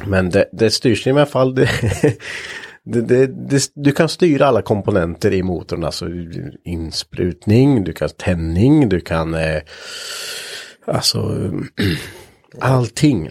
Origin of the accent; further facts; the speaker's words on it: Östergötland, Sweden; accent: Östergötland dialect; jag tycker ju inte att jag har jättebred östgötska